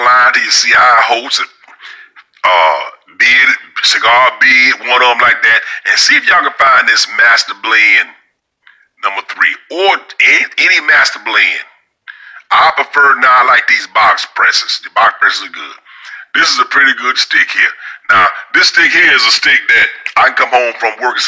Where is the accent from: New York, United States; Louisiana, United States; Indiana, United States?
Louisiana, United States; moved away; also born or lived in Michigan; the place where I grew up in Louisiana